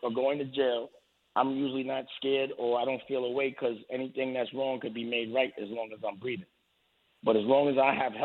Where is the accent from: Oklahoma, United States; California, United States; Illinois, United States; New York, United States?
New York, United States; New York City; I'm from Harlem